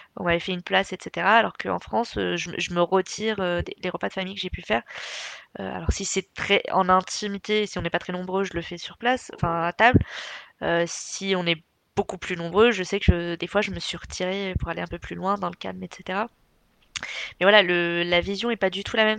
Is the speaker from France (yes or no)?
no; Algeria; je suis algérienne